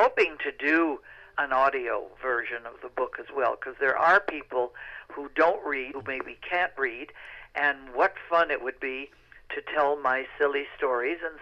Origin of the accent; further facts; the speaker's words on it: United States; Being an American, a very proud American